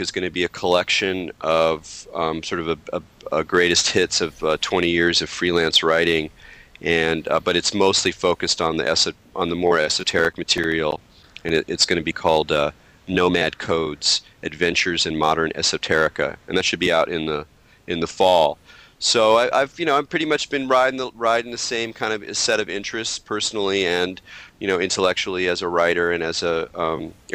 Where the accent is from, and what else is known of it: Southern California, United States; born or raised there; moved away as an adult; also born or lived in New York City